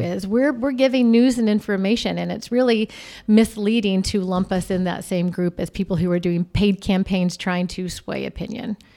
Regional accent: Arizona, United States; also born or lived in Texas; I'm from Arizona

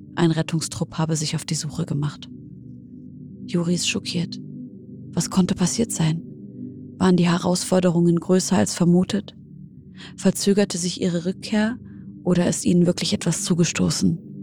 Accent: Syria; now in Germany; in meiner Heimat Syrien

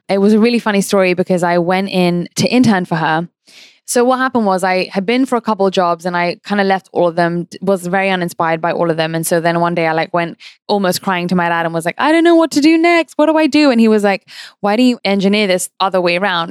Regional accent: London, United Kingdom; I grew up in London

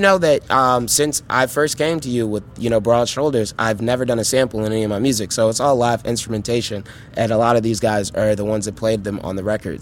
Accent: Chicago, Illinois, United States; as a Chicagoan growing up

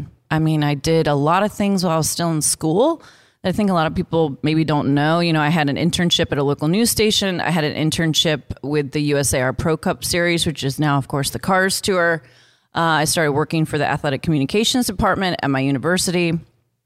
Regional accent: Virginia, United States; I'd been exposed to NASCAR since I was a little kid growing up in Virginia

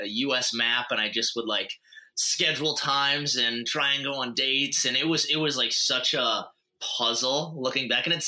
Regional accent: Montana, United States; moved away as an adult; also born or lived in North Dakota; I'm originally from Montana, but then went to school out in North Dakota

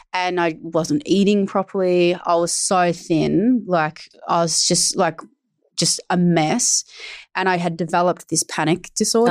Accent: Australia; I'm Australian

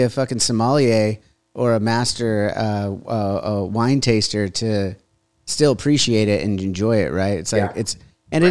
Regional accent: United States; also born or lived in Huntington Beach, United States; as an American

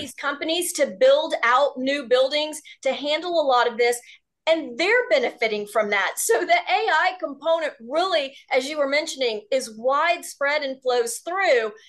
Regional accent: Houston, Texas, United States; a Texas girl born and raised in Houston

